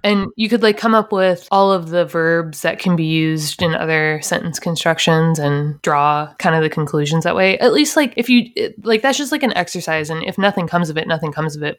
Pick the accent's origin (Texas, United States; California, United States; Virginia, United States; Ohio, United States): Ohio, United States; now in Florida, United States; I'm from Ohio